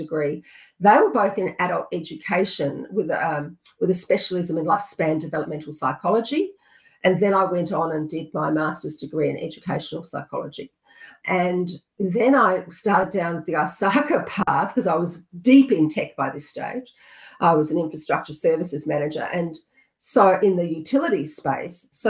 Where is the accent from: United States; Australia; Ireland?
Australia; South Australia; also born or lived in country Victoria; We moved to South Australia when I was about